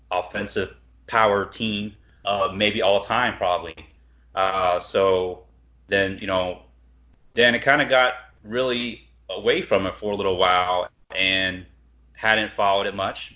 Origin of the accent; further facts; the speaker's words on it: Cleveland, Ohio, United States; growing up in Cleveland